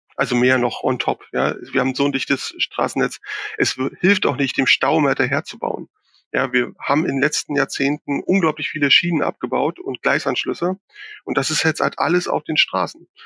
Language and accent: German; Berlin, Germany; ich bin ja Berliner